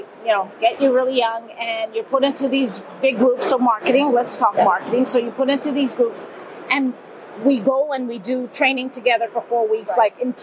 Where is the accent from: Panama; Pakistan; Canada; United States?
Canada; Montreal, Quebec; I'm from Montreal, but here in Germany.